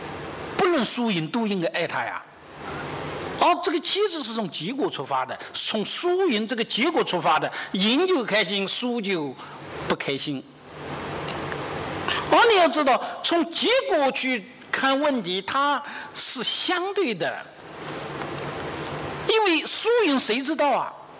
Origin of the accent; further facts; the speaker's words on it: China; 我们中国人呢，往往是实用主义的。